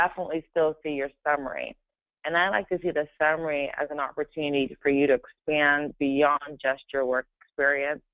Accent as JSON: {"language": "English", "region": "California", "country": "United States", "tie": "born or raised there", "also_born_or_lived": "Brooklyn, New York", "said": "I was born in New York, in Brooklyn, New York. But I must say I'm definitely a California girl. I've spent most of my life being raised in California"}